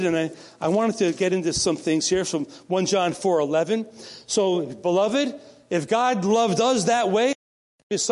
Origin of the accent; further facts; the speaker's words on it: the New York area, United States; I'm from the New York area right near Connecticut